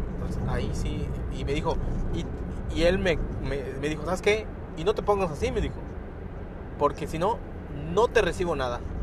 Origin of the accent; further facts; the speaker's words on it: Lázaro Cárdenas, Quintana Roo, Mexico; Soy del estado de Quintana Roo